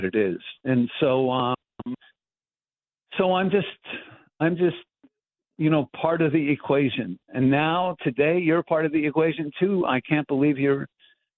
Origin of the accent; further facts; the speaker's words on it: Montreal, Quebec, Canada; growing up in Montreal, in the tenements of Montreal